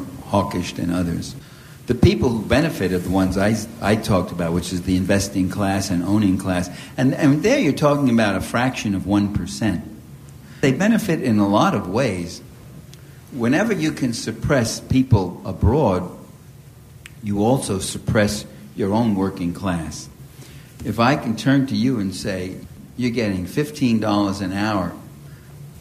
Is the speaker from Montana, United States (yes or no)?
no; New York City, New York, United States; accent: New York; I was born and raised in East Harlem, Italian Harlem, it was called. It was a very tough neighborhood in New York City. You probably could hear a little, just the slightest touch of New York in my accent